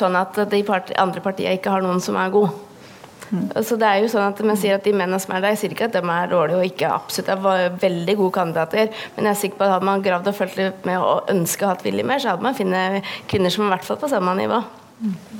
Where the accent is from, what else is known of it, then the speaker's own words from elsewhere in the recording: Mjøndalen, Buskerud, Norway; Jeg er jo da fra Mjøndalen